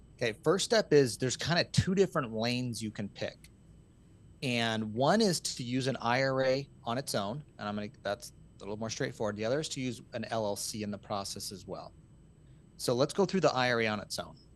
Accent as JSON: {"language": "English", "region": "Utah", "country": "United States", "tie": "born or raised there", "said": "I'm from Utah"}